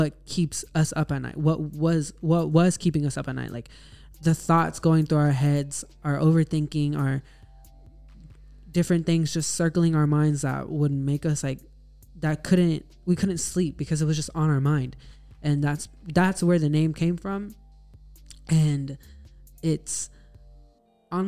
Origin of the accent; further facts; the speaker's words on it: Texas, United States; I am from Texas.